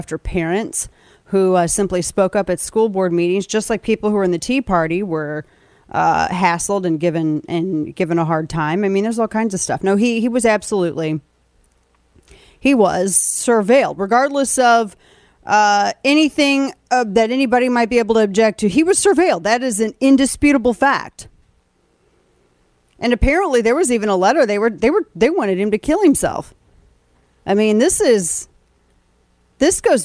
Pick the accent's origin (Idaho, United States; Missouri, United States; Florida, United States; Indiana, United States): Missouri, United States; we're from Missouri and Illinois